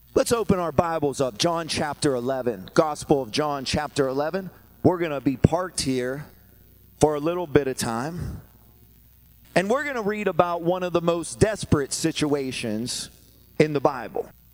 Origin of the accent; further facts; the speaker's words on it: Pittsburgh, Pennsylvania, United States; I'm from Pittsburgh